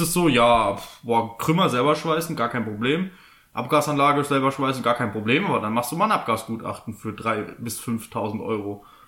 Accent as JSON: {"language": "German", "region": "Southern Germany", "country": "Germany", "said": "bei uns im Süden"}